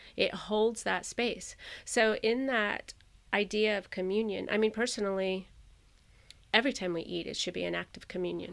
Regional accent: Florida, United States; I grew up in Florida

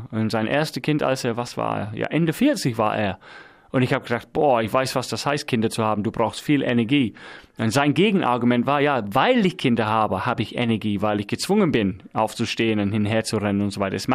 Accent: England, United Kingdom; Ich bin Engländer.

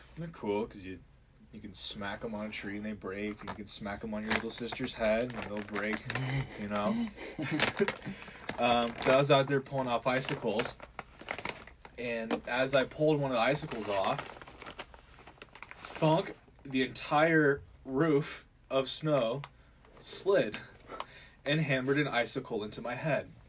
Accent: South Lake Tahoe, California, United States; now in Montana, United States; I'm originally not from Montana. I'm originally from California. Um, I was born and raised in uh, South Lake Tahoe, California.

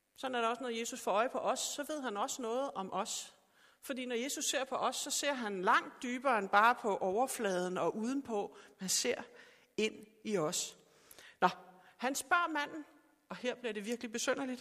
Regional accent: Sorø, Zealand, Denmark; jeg er fra Sorø

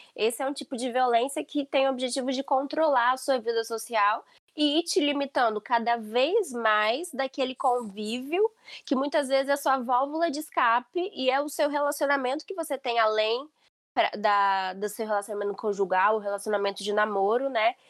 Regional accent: Brazil; now in Portugal; nós todas somos brasileiras

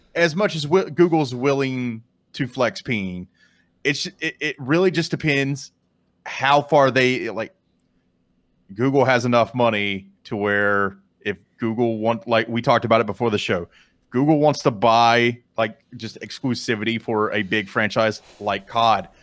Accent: Canada; me being from, from Canada

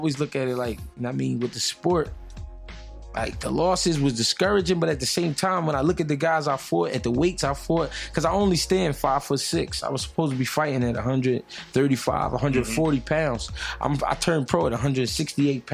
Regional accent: Philadelphia, Pennsylvania, United States; I'm from Philly

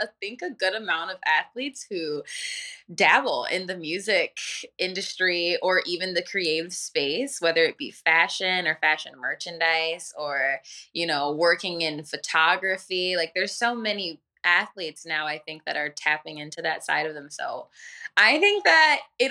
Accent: Northville, Michigan, United States; I was raised in Northville, Michigan, which is like a suburbs of Detroit

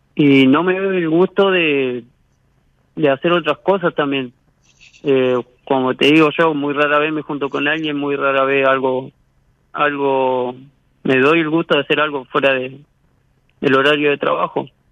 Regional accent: Paraná, Entre Ríos, Argentina; De Paraná

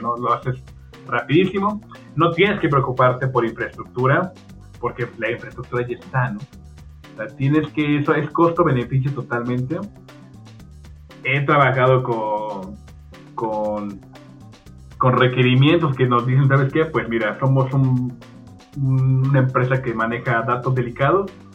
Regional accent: Mexico City, Mexico; yo soy de México, soy de la, Ciudad de México. y estudié ahí en la, en, la UNAM

